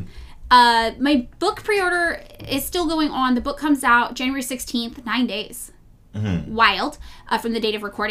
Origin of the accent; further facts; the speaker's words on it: Los Angeles, California, United States; I will be here in my hometown of Los Angeles